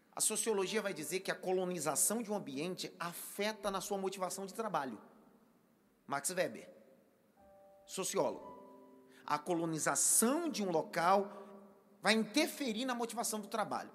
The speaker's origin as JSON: {"language": "Portuguese", "region": "Northeast Region", "country": "Brazil", "said": "eu sou nordestino"}